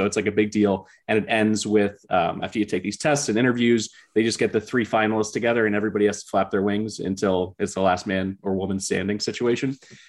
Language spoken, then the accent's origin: English; Philadelphia, Pennsylvania, United States; also born or lived in Maryland; So I grew up in Philly, about three blocks from St. Joe's.